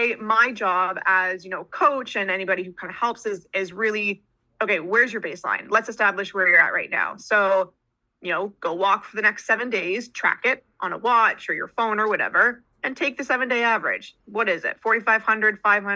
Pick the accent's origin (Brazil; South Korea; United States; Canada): Canada; I'm Canadian